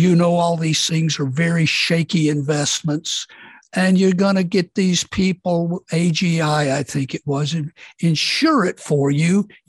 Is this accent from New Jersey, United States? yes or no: no; Mississippi, United States; born or raised there